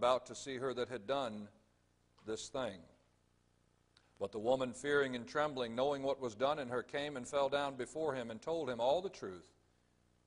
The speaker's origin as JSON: {"language": "English", "town": "Jacksonville", "region": "Florida", "country": "United States", "also_born_or_lived": "Georgia", "lives_now": "Orlando, United States", "said": "Originally, I'm from Jacksonville, Florida"}